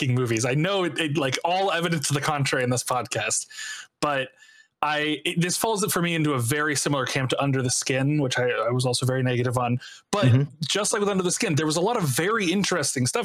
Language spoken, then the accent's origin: English; United States; I'm an English-speaking American